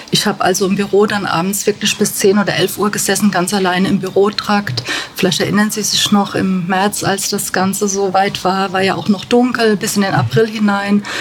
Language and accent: German; Bad Kreuznach, Rhineland-Palatinate, Germany; born there; Ich bin hier in Bad Kreuznach geboren. Ich bin 53 Jahre alt